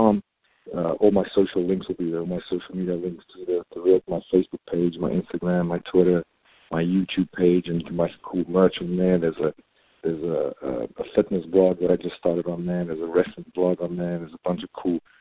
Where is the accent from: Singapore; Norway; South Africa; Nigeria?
South Africa; moved away; my home country of South Africa